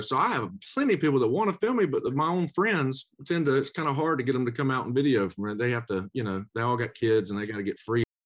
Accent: Macon, Georgia, United States; I was in Macon, my hometown

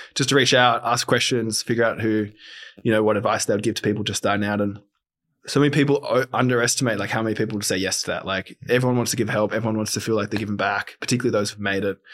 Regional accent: Sydney, New South Wales, Australia; born and bred in Sydney

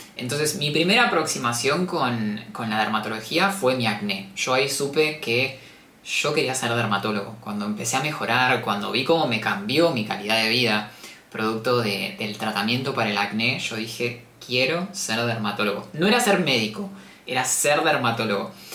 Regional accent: Patagonia, Argentina; moved away as an adult; now in Buenos Aires, Argentina; yo soy del sur, en realidad yo soy de la Patagonia, entonces me mudé a Buenos Aires a estudiar medicina

